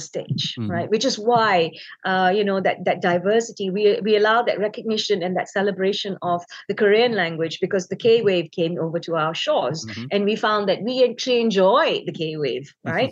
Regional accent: Malaysia; us being Malaysian, we tend to always think of Bahasa Melayu

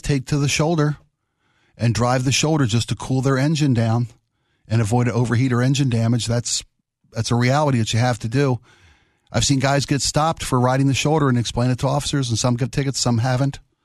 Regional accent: East Coast, United States; now in Washington, United States; I'm from the East Coast.

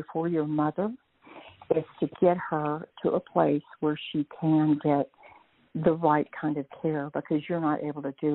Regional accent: Texas, United States; accent: Texas drawl; moved away as an adult; also born or lived in Northeast Georgia; now in Georgia, United States; I'm originally from Texas. Still have that Texas drawl, apparently

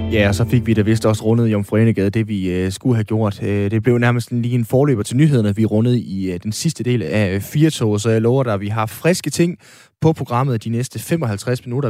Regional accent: Aalborg, North Denmark Region, Denmark; Jeg er født og opvokset i øh, Aalborg, og bor stadigvæk i Aalborg

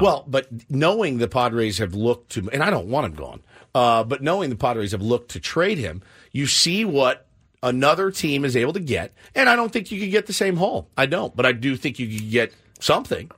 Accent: Texas, United States; moved away; I'm from Texas

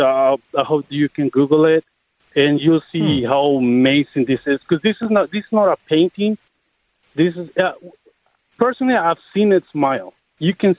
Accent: Mexico; now in Richmond, United States; I'm originally from Mexico

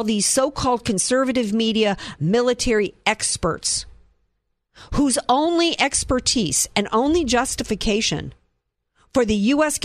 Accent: the South, United States; Growing up in the South

